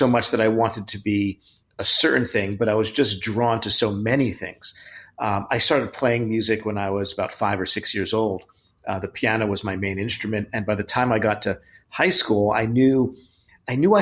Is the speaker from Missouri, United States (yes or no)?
no; New York City, New York, United States; moved away; I haven't been back to Brooklyn where my parents are for 14 months, the same house I grew up in.